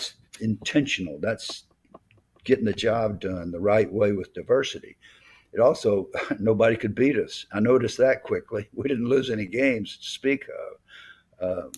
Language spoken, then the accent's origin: English; Southern United States, United States; accent: Southern; my Southern accent